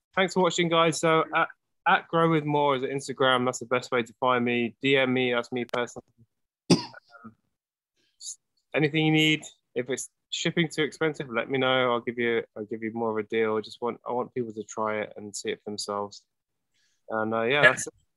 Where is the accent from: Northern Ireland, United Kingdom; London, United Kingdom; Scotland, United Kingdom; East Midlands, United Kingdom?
London, United Kingdom; moved away as an adult; now in Los Angeles, United States; I grew up in London. Yeah, so I've been here twenty years.